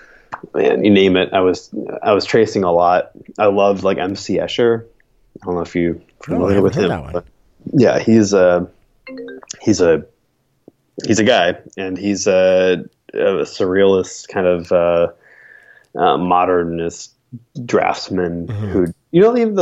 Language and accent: English; Buffalo, New York, United States; also born or lived in Siena, Italy / Astoria, Queens, New York; now in Brooklyn, United States; Born and raised in Buffalo until I was about 10.